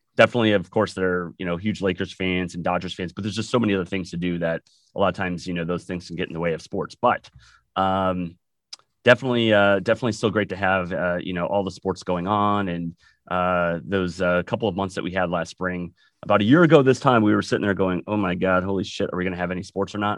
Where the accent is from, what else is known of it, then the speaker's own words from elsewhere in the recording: Wisconsin, United States; moved away as an adult; also born or lived in California; now in Southern California, United States; I'm originally from Wisconsin, as you can tell, and yeah. uh, moved to California about 20 years ago